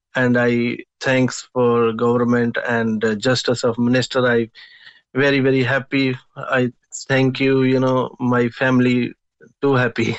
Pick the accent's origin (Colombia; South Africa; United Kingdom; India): India; English is a second language; moved away as an adult; now in Cork, Ireland; I am from India, and uh, I living in Ireland uh, four and a half year in in Ireland, Cork City